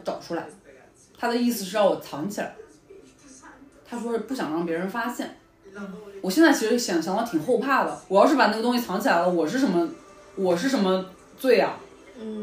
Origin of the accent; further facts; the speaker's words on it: China; now in New York, United States; 我们中国人对这些东西不了解呀